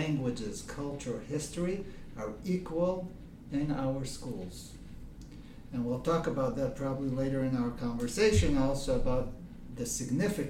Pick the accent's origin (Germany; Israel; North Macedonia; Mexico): Israel; Rishon LeZion, Central District; also born or lived in Detroit, Michigan, United States / Modiin, Israel; I actually was born in the States, Detroit, Michigan, but I came to Israel very young, 3 years old. And actually, I grew up in Rishon LeZion.